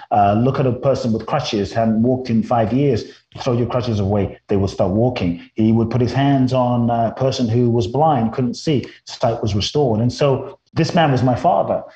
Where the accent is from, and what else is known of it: London, United Kingdom; born or raised there; moved away as an adult; also born or lived in Mexico; now in Los Angeles, United States